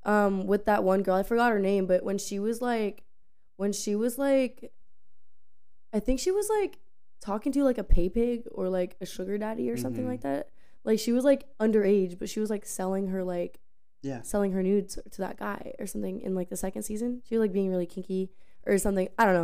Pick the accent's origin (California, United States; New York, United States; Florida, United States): Florida, United States; Pasco; also born or lived in Tampa; I'm from Florida originally. I was born and raised in Tampa, but I moved. Okay, so I was born in Tampa, and then I was raised in Pasco, but I moved around my whole life.